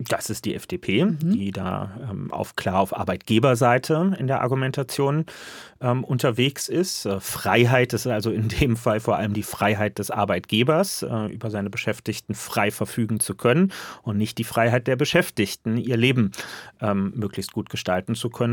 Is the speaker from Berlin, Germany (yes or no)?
yes; Berlin, Germany; ich bin Berliner.